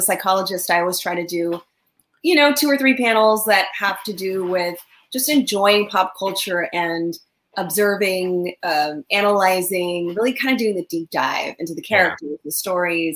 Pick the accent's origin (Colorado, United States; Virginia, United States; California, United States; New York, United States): California, United States; Southern; I grew up in Southern California, this little girl who liked comics and Batman